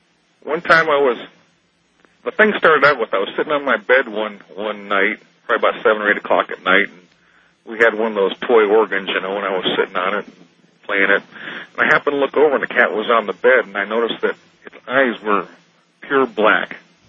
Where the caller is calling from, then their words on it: Jackson, Michigan, United States; I'm calling from Jackson, Michigan.